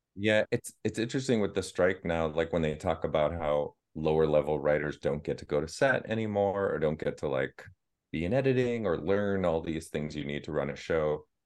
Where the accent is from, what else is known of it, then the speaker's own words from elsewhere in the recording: Boston, Massachusetts, United States; I said, "Boston."